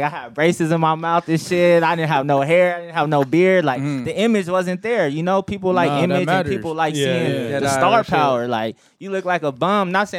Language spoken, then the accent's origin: English; Buena Park, California, United States; I grew up on Dell and Whitaker. Like Whitaker Street, to be exact. So I went to Whitaker Elementary for 5th and 6th grade. So 8322 Whitaker Street is actually my real address that I used to live at.